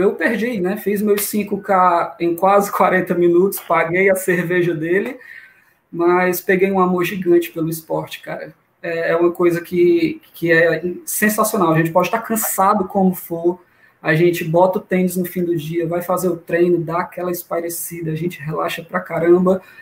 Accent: Fortaleza, Ceará, Brazil; sou daqui mesmo, de Fortaleza, Ceará, terrinha de muito calor até a noite.

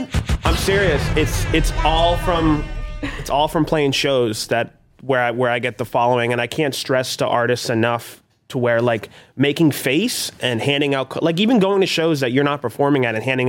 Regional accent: Boston, Massachusetts, United States; I am from Roxbury as well.

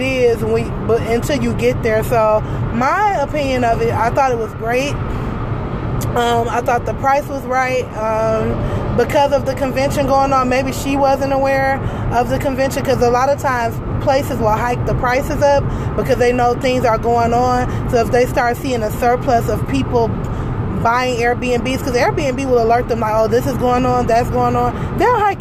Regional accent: Detroit, Michigan, United States; we're from Detroit

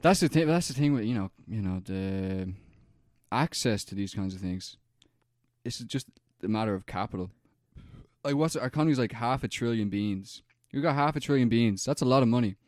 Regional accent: Ireland

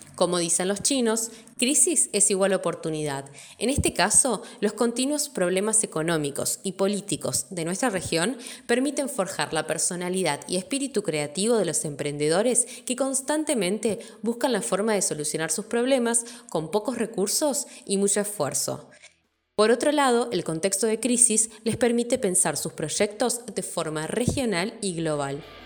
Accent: Argentina

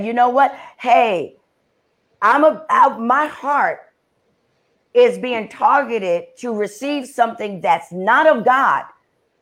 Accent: New York City, New York, United States; being born and raised in the Bronx, in New York

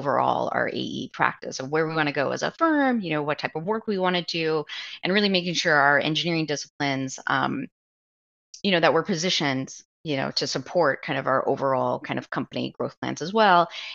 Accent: Omaha, Nebraska, United States; we live in Omaha. I'm from Omaha.

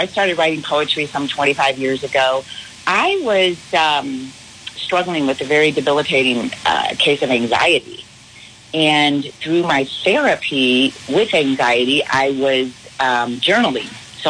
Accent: Arizona, United States; I'm from Arizona. So I will be heading back to Arizona at the end of the week.

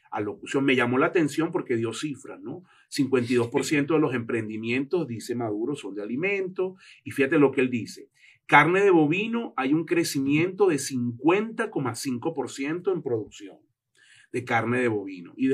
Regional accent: Anaco, Anzoátegui, Venezuela; Anaco, Estado Anaco, una cosa olvidada.

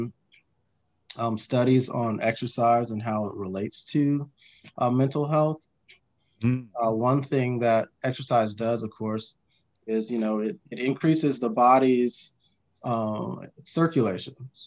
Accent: California, United States; now in North Carolina, United States; I'm originally from California. Moved to North Carolina, where I currently reside

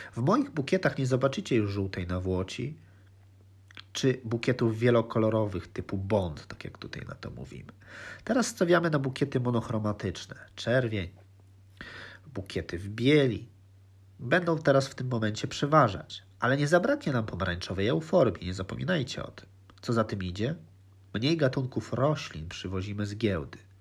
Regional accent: Lublin, Lublin Voivodeship, Poland; now in Netherlands; urodziłem się w Lublinie

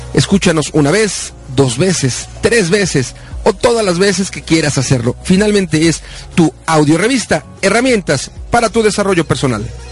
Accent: Mexico; siendo mexicanos

